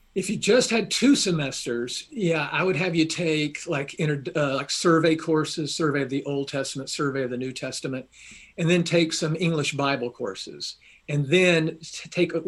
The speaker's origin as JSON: {"language": "English", "town": "Atlanta", "region": "Georgia", "country": "United States", "tie": "born or raised there", "moved": "yes", "lives_now": "Kentucky, United States", "said": "I was born at Baptist Hospital, downtown Atlanta."}